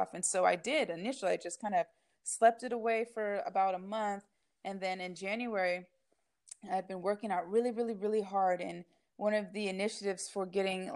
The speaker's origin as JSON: {"language": "English", "town": "Novato", "region": "California", "country": "United States", "tie": "born or raised there", "said": "I grew up in Novato, California"}